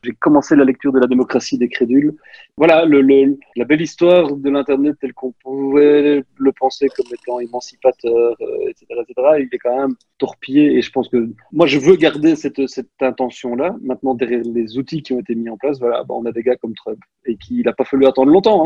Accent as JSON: {"language": "French", "country": "Belgium", "accent": "Belgian", "said": "mon accent belge"}